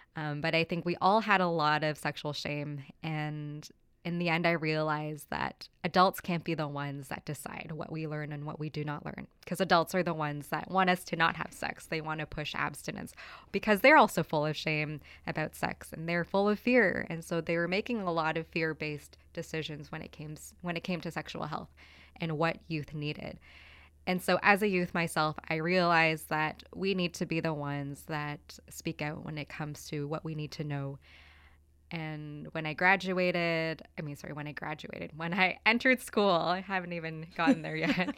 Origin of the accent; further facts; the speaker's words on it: Toronto, Ontario, Canada; moved away as an adult; also born or lived in Manitoulin Island / Victoria; I moved there when I was eighteen from Toronto, where my family settled.